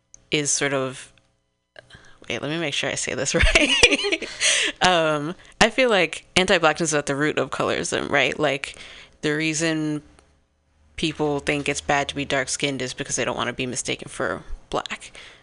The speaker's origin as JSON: {"language": "English", "region": "East Coast", "country": "United States", "tie": "born or raised there", "moved": "yes", "said": "growing up on the East Coast and in a family that is black and white"}